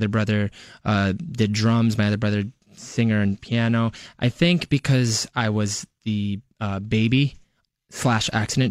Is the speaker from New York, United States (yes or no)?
yes; Westchester, New York, United States; I'm born and raised in Westchester